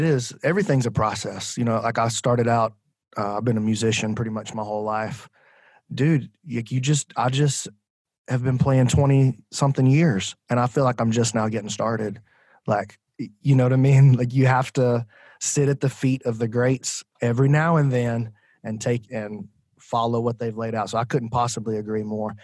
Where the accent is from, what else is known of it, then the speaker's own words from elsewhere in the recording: Decatur, Alabama, United States; I'm from Decatur, Alabama